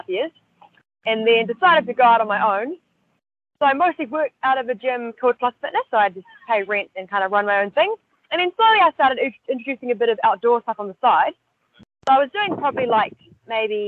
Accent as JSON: {"language": "English", "country": "New Zealand", "tie": "born or raised there", "moved": "as an adult", "lives_now": "Sydney, Australia", "said": "I grew up in New Zealand and moved to Australia about 10 years ago now"}